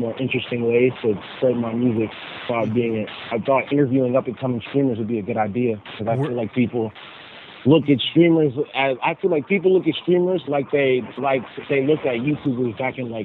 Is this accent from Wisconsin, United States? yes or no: no; Florida, United States; now in North Carolina, United States; So I live in North Carolina, but I'm from Florida, and most of my family is from Florida, so I'm in Florida right now